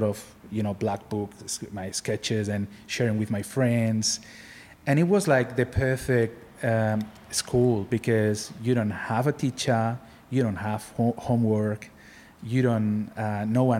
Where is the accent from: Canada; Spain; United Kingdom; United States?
Spain; Barcelona, Catalonia; now in Australia; I'm from Barcelona.